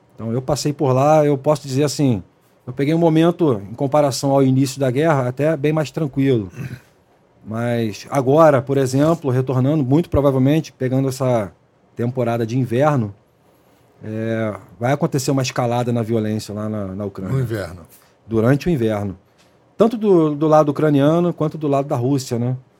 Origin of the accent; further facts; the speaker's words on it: Rio de Janeiro, Brazil; also born or lived in Baixada Fluminense; da época que era nascido e criado ali na Zona Oeste